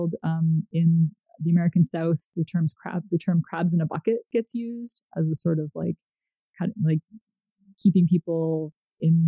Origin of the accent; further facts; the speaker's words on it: Canada; moved away as an adult; also born or lived in United States; I am from Canada